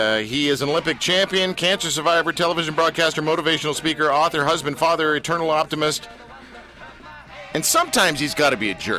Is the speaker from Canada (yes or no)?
yes; Canada; I'm Canadian